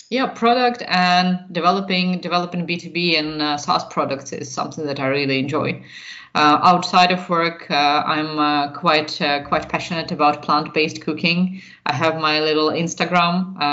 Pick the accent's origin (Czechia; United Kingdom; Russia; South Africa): Russia; moved away as an adult; now in Stockholm, Sweden; I'm also originally from Russia and have lived in Sweden this last soon 6 years, actually, enjoying it really much in Stockholm